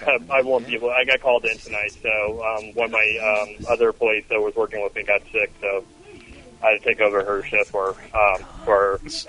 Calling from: Melbourne, Florida, United States; Hey, this is … calling from Melbourne, Florida.

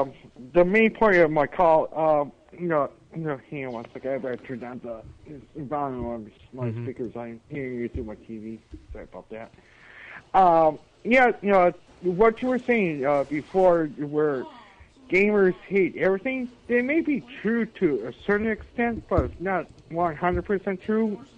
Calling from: Buffalo, New York, United States; Hi, this is … from Buffalo, New York.

